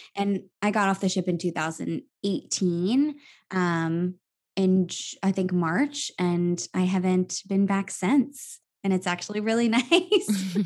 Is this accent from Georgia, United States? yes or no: no; Virginia, United States; moved away as an adult; also born or lived in New York; my hometown of Virginia